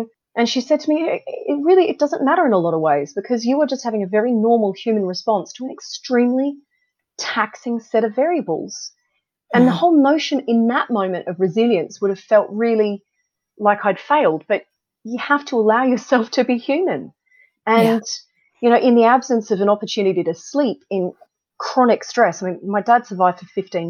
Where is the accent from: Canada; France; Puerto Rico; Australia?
Australia; moved away as an adult; now in United Kingdom; I grew up in Australia. I wanted to go back to Sydney to start a family